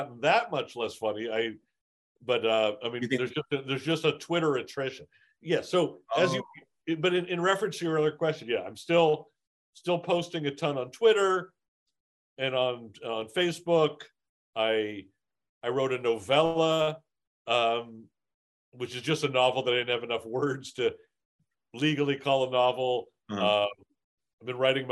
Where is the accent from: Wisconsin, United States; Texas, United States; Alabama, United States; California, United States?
California, United States; Los Angeles; growing up in Encino